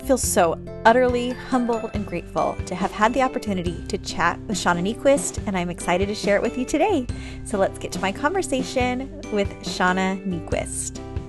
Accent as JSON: {"language": "English", "town": "San Diego", "region": "California", "country": "United States", "tie": "born or raised there", "also_born_or_lived": "Ann Arbor, Michigan / Virginia", "said": "I was raised in San Diego and have lived all over."}